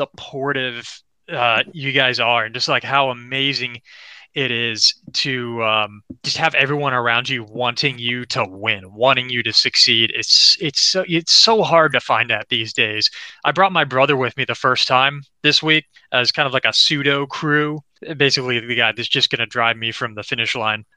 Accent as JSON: {"language": "English", "region": "Florida", "country": "United States", "said": "I'm from Florida"}